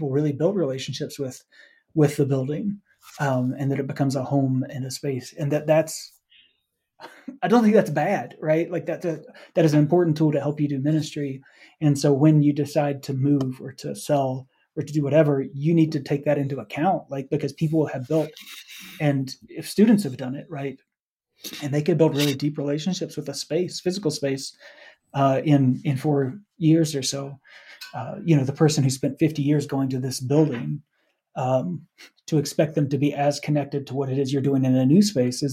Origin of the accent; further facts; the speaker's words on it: Lincoln County, North Carolina, United States; moved away; I grew up in Lincoln County, which is right there connected to the center of the NASCAR world.